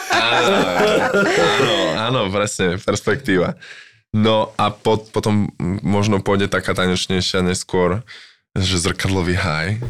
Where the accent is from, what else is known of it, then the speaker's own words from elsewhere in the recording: Slovakia; first language Slovak; also born or lived in London, United Kingdom; now in Prague, Czech Republic; môj rodný jazyk